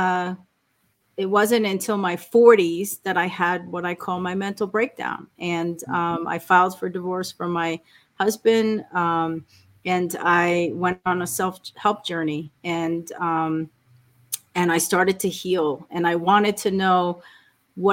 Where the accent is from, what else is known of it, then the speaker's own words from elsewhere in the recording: New York, United States; I was born in New York. I grew up with Sicilian immigrant parents